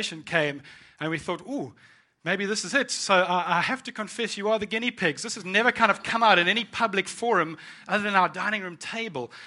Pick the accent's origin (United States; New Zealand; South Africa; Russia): South Africa; moved away as an adult; now in United Kingdom; I am born and raised in South Africa, and I moved to the UK in 2000